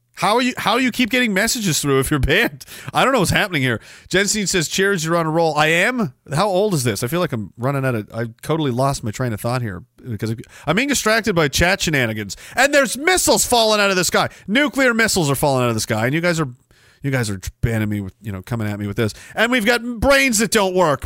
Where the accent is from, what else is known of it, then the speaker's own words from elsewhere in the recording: Canada; parts of the town I grew up in were literally physically built by members of my family.